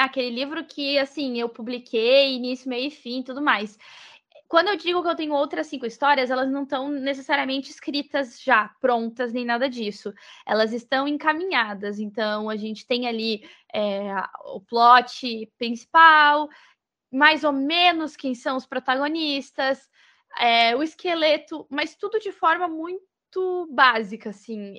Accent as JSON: {"language": "Portuguese", "region": "Rio Grande do Sul", "country": "Brazil", "moved": "as an adult", "lives_now": "Florianópolis, Brazil", "said": "eu sou gaúcha, mesmo que eu moro em Florianópolis, eu sou gaúcha, então a galera do Rio Grande do Sul é, pertenço"}